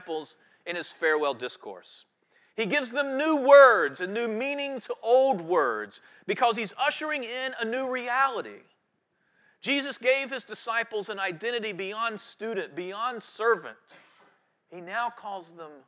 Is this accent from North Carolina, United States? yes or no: yes; Guilford County, North Carolina, United States; I grew up in Guilford County